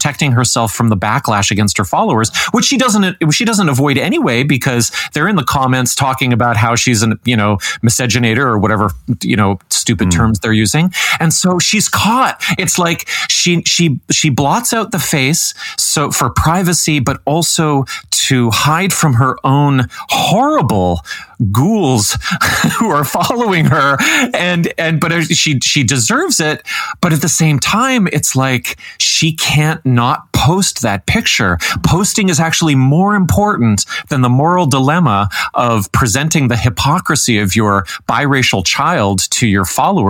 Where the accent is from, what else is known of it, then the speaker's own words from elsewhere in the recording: Canada; as a Canadian